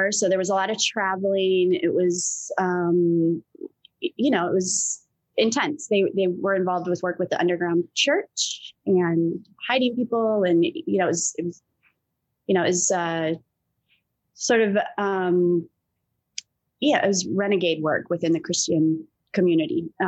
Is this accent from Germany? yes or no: no; England, United Kingdom; born there; I grew up all over the place. So um, I mean, I was born in England. My father's British, my mother's American